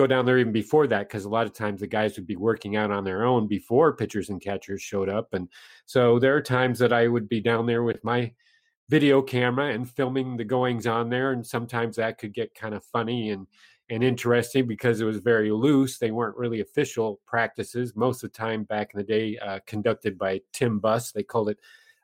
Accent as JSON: {"language": "English", "town": "Minneapolis", "region": "Minnesota", "country": "United States", "tie": "born or raised there", "said": "I grew up in Minneapolis"}